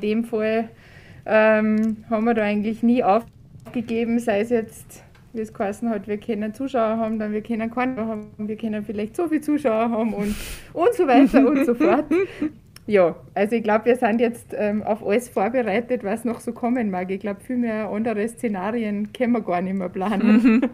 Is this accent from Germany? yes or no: no; Saalfelden, Salzburg, Austria; gebürtig aus Saalfelden